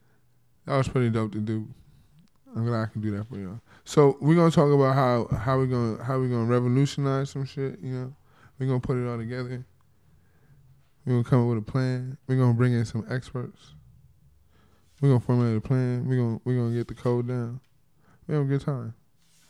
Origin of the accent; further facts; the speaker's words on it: Compton, California, United States; I'm from Compton, California.